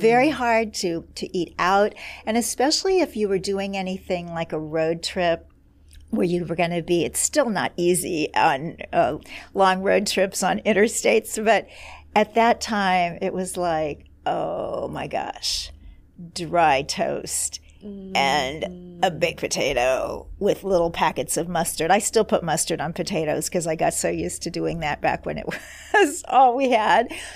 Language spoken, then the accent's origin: English; Kansas City, Missouri, United States; moved away; my hometown of Kansas City, Missouri